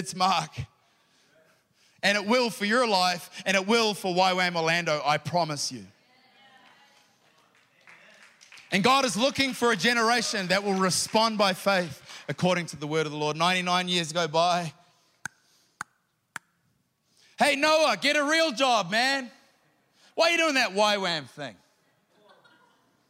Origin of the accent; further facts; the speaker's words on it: New Zealand; I'm a Kiwi